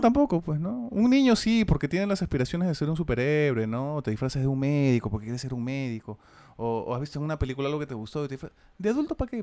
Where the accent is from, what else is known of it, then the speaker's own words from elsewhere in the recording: Peru; acá en Perú decimos mis viejos